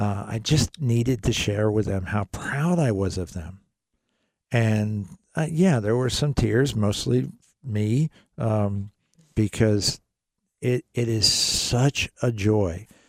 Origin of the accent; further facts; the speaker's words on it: United States; I'm an American